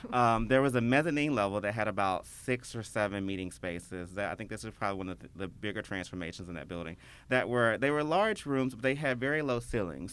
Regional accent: Memphis, Tennessee, United States; I born and raised in Memphis. Uh, I've never lived anywhere else

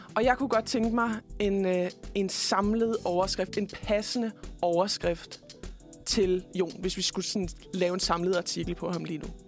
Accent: Denmark; som dansker

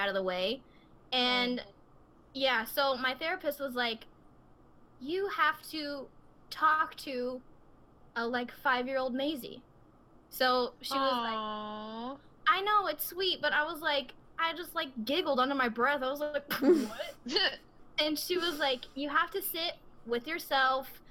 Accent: the South, United States; I'm from the South

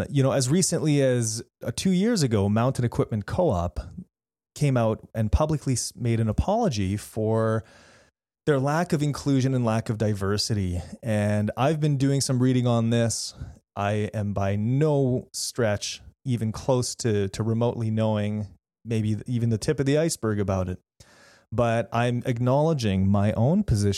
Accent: Canada; also born or lived in Manitoba; I'm a Canadian.

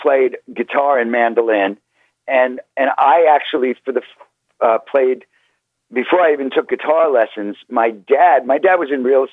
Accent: New York City, New York, United States; I was born in East New York, and I grew up in Queens.

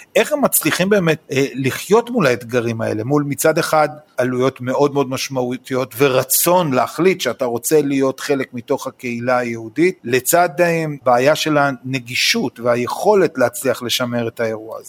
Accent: Israel; כישראלי שחי פה בישראל

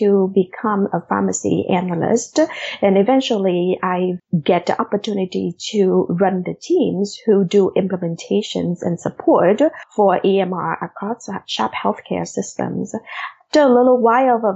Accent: Vietnam; English is a second language; moved away as an adult; also born or lived in Des Moines, Iowa; now in United States; I actually had just, finished high school in Vietnam 2 days before we got on

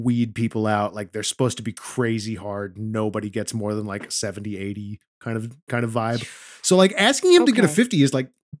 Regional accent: United States; I'm an American.

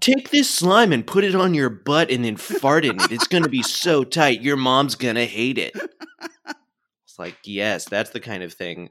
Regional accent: Florida, United States; my home state of Florida

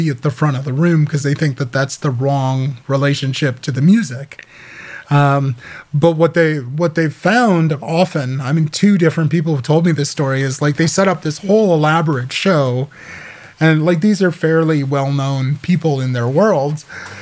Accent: Midwest, United States; I grew up in the Midwest.

